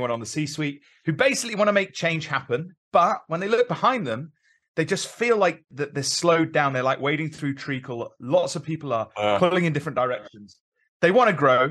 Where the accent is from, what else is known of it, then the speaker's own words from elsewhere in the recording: London, United Kingdom; moved away as an adult; also born or lived in Midlands; now in Carmarthenshire, United Kingdom; I'm a London lad originally